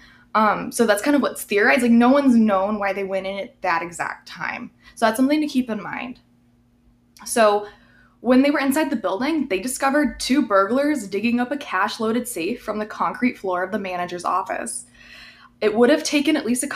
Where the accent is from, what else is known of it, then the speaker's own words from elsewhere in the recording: Cattaraugus County, New York, United States; my county, Cattaraugus County